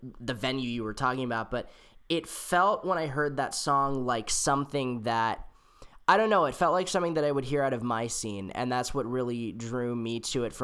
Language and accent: English; San Jose, California, United States; I grew up in San Jose, which is like an hour away from San Francisco